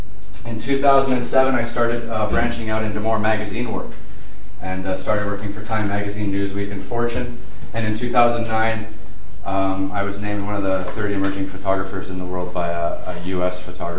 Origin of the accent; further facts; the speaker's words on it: Toronto, Ontario, Canada; moved away as an adult; now in China; I was born in Toronto, Canada, and I graduated from the University of Toronto in 2001.